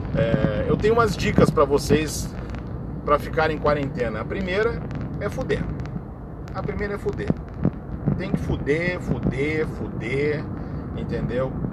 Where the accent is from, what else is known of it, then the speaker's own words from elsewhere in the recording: Brazil; Eu sou brasileiro